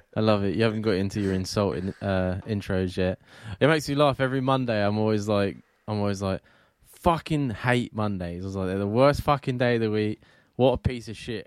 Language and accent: English; England, United Kingdom; I am English